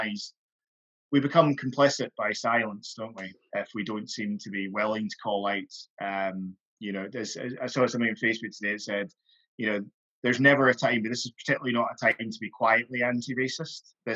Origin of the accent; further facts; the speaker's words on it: Highlands of Scotland, United Kingdom; I grew up in the Highlands of Scotland for my formative years.